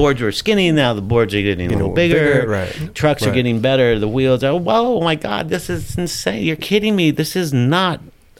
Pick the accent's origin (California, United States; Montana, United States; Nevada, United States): California, United States; Long Beach; also born or lived in Pinole, California; But I was born in Long Beach, and then we moved back down to Long Beach.